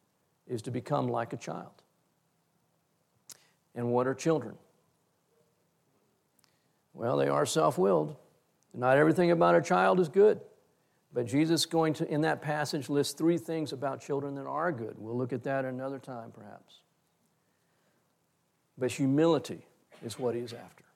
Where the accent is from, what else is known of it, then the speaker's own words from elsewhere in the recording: Texas, United States; as a Texan